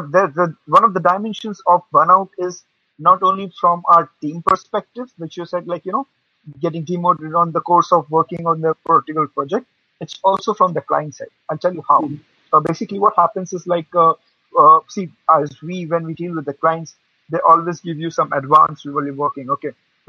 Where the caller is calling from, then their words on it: India; I basically, right now I'm from India. I mean, at the moment. So at the moment here, the timing is 1 a.m.